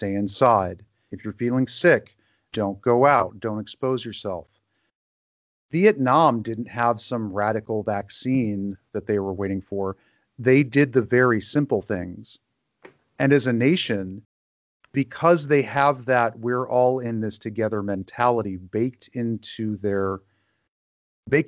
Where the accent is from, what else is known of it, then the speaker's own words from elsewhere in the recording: Grand Rapids, Michigan, United States; moved away as an adult; also born or lived in Mexico City / Los Angeles / New York; my hometown is Grand Rapids, Michigan, and I'm living there now